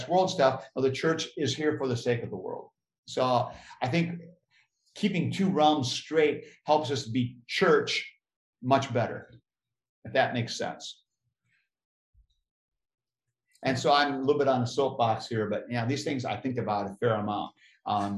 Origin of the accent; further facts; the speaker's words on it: United States; being an American